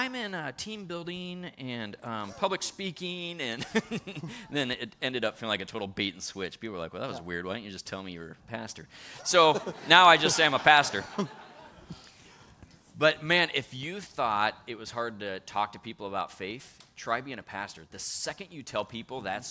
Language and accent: English; Kirkland, Washington, United States; I grew up here. I grew up in Kirkland.